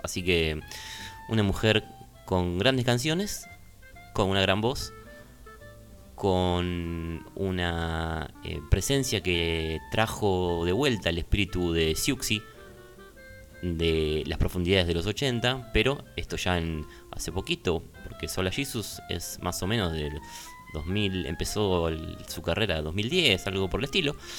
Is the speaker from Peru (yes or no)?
no; Argentina; somos argentinos